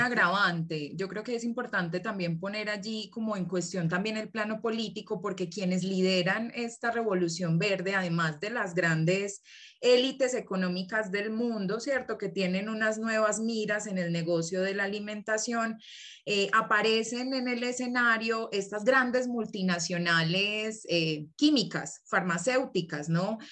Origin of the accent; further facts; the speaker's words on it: Colombia; moved away as an adult; now in Mexico City, Mexico; Vengo de Colombia, actualmente estoy viviendo aquí en la Ciudad de México por cuestiones de estudio